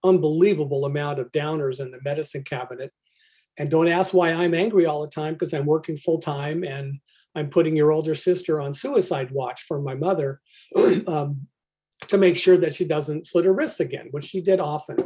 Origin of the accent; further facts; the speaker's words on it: Albany, California, United States; I was born right near Berkeley, California, in Albany, nondescript town to rather nondescript people